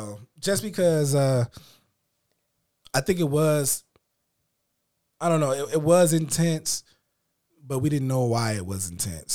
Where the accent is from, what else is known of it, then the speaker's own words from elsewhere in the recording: Illinois, United States; But I'm from the north. I'm from Illinois. I talk proper.